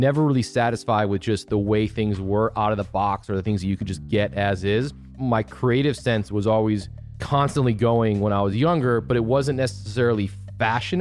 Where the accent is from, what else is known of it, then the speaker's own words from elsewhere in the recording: Chicago, Illinois, United States; moved away as an adult; also born or lived in Syracuse; I grew up in Chicago, grew up in a suburb about 30 minutes north of the city